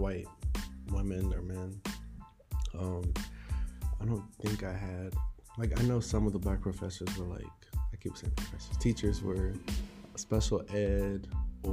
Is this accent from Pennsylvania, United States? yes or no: yes; Pottstown, Pennsylvania, United States; I'm from Pottstown. Pretty small suburban area